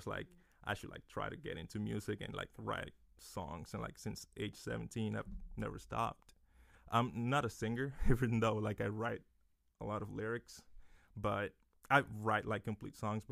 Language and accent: English; Dominican Republic; now in Lehigh Valley, United States; I'm from the Dominican Republic